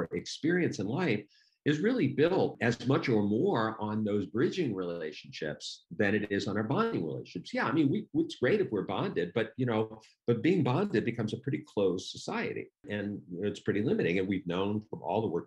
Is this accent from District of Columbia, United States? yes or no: yes; Washington, District of Columbia, United States; I was from Washington, D.C., not quite the North